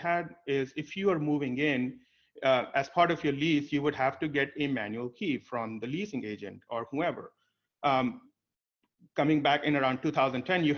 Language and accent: English; India; moved away; I was born and brought up in India